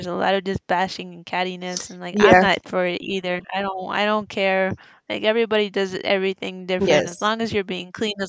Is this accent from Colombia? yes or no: yes; Colombia; accent: Colombian; my Colombian accent